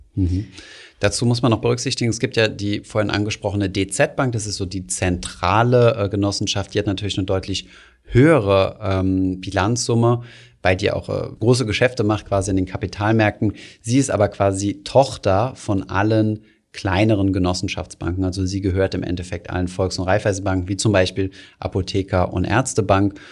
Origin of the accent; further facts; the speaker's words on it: Germany; als Deutsche